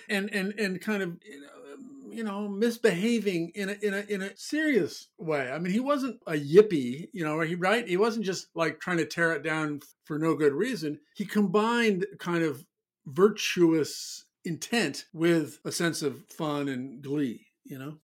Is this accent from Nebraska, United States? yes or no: yes; Omaha, Nebraska, United States; now in New York City, United States; growing up in Omaha, Nebraska